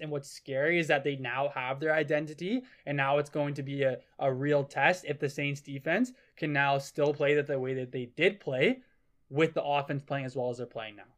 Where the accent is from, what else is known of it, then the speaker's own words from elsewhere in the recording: Calgary, Alberta, Canada; I'm from Calgary